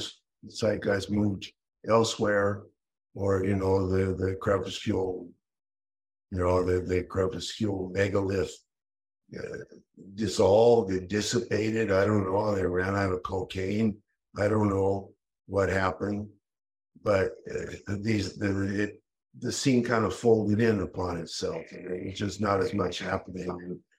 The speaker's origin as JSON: {"language": "English", "region": "Colorado", "country": "United States", "also_born_or_lived": "California / Rotterdam / Brussels", "moved": "yes", "lives_now": "Athens, Greece", "said": "I'm from Colorado, man."}